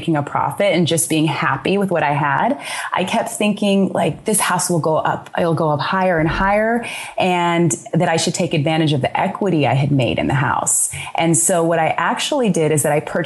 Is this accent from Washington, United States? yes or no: no; Sacramento, California, United States; moved away; also born or lived in Arizona; especially in places where I grew up in Sacramento, and I also grew up in Arizona.